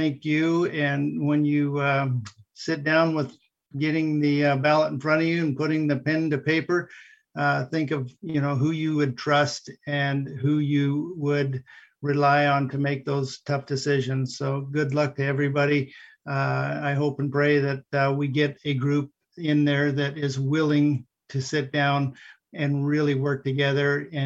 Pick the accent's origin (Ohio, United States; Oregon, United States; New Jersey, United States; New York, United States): Oregon, United States; Warm Springs; Warm Springs is my home. You can take the boy off the res, but you can't take the res out of the boy. Anywhere I go, anyone that knows me across the paths that I've carried and crossed know I'm from Warm Springs